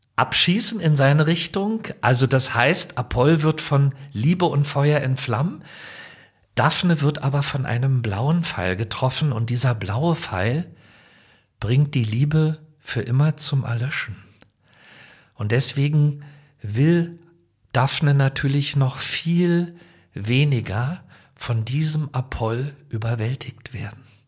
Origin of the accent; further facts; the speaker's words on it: Potsdam, Brandenburg, Germany; meine Heimatstadt Potsdam